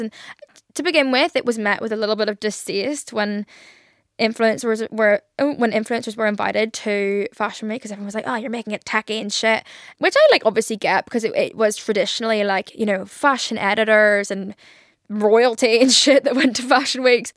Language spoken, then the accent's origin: English; Ireland; I'm Irish and I can't even put on an Irish accent.